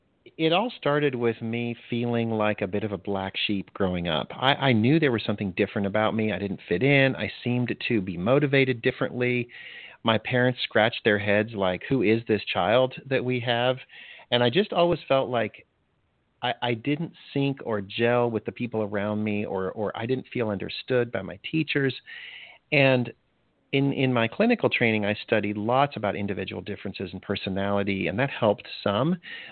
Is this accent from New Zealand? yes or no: no; DR Congo; moved away; also born or lived in Botswana; I actually, even before that, I grew up in Africa. My parents were missionaries, and I spent most of my early year in Zaire, which is now the Democratic Republic of Congo, and then Botswana.